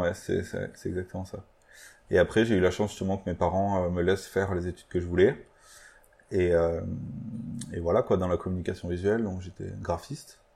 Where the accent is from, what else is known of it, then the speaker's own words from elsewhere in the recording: Aveyron, Occitania, France; on vient d'une petite ville de l'Aveyron